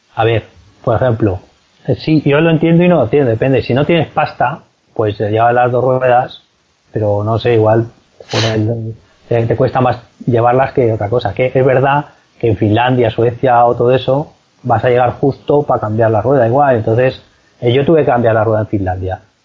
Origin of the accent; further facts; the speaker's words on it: Valencia, Valencian Community, Spain; yo soy de Valencia